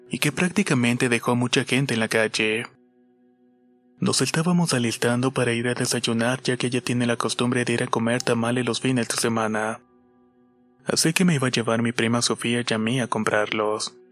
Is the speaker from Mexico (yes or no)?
yes; Mexico City, Mexico; Soy de la Ciudad de México y vivo en la delegación Coyoacán.